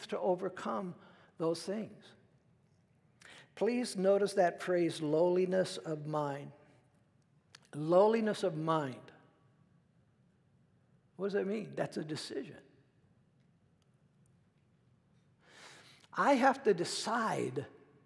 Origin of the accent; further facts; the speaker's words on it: United States; as an American